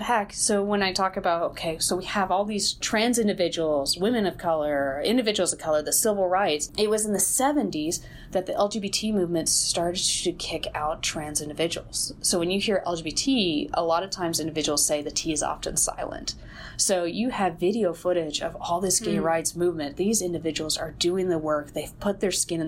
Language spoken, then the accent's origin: English; Kentucky, United States; I'm from Kentucky